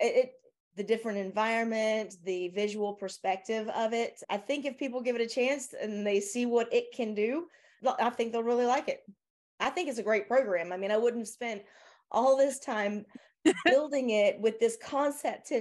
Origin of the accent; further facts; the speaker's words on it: the South, United States; accent: southern; my southern accent